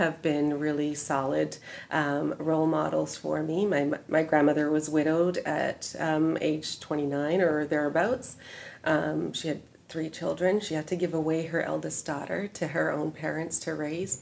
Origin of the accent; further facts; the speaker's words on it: Vancouver, British Columbia, Canada; moved away as an adult; also born or lived in London; now in Chilliwack, Canada; I grew up in East Vancouver